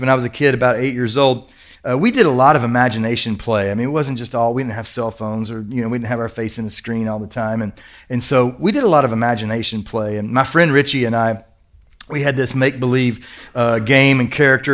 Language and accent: English; Kentucky, United States; I'm from Kentucky